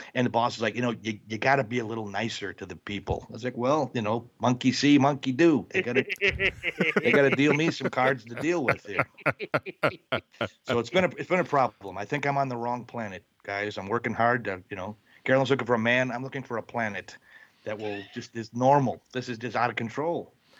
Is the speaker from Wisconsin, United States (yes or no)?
yes; Wisconsin, United States; I'm from Wisconsin. They open a Hooters in Milwaukee.